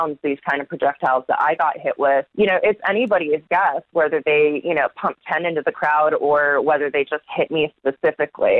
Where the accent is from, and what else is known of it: United States